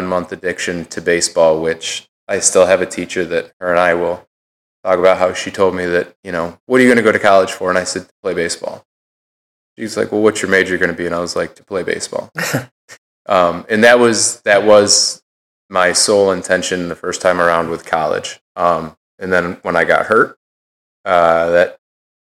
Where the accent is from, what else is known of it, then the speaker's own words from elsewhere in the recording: Fabius, New York, United States; growing up in Fabius, I think our entire school is 300 people